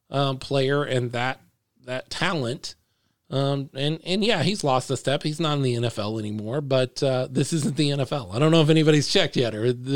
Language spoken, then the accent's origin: English; Dallas–Fort Worth Metroplex, Texas, United States; I'm from the Metroplex.